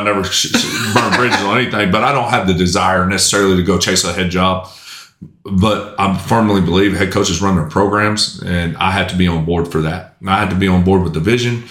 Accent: Tuttle, Oklahoma, United States; also born or lived in Chickasha, Oklahoma; I grew up in Tuttle. I started playing Little League football in Tuttle. That's where I cut my teeth and that's where I learned to play up until ninth grade and I moved

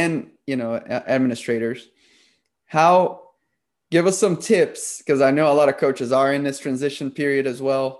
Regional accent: Brazil; English is a second language; now in United States; I'm from Brazil, and sometimes a few of my words still come through

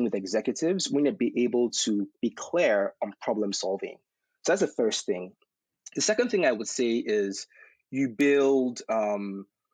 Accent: Nigeria; also born or lived in Texas; now in United States; I was a young kid growing up in Nigeria

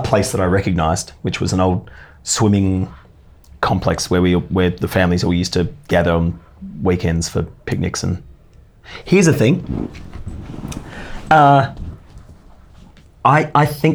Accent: west coast of Tasmania, Australia; moved away; also born or lived in Hobart, Tasmania; the west coast of Tasmania, which is where I actually grew up, born in Hobart, but moved to the west coast and grew up with my parents there

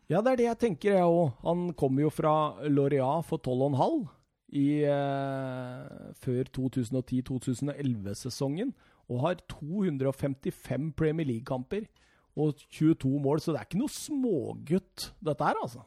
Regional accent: Rjukan, Vestfold og Telemark, Norway; moved away; hjemme på Rjukan

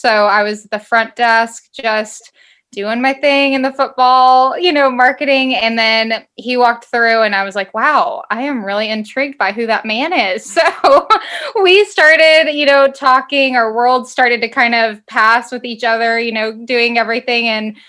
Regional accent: Allen, Texas, United States; moved away as an adult; also born or lived in Oklahoma; now in Mississippi, United States; I am originally from Dallas, Texas, Allen, Texas

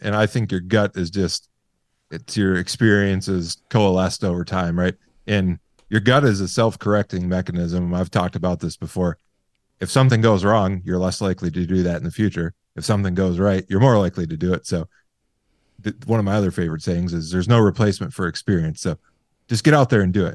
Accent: Michigan, United States; now in Montana, United States; I'm from Michigan originally. I live in Montana now.

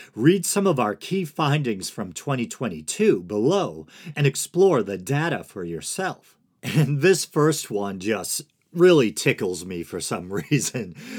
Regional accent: Boston, Massachusetts, United States; accent: Boston; Me with my accent, with this ridiculous, uh, Boston accent.

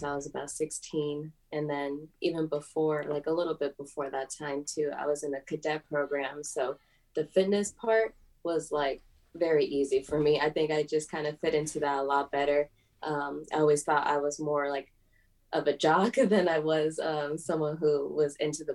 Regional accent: Los Angeles, California, United States; I grew up in Venice, California

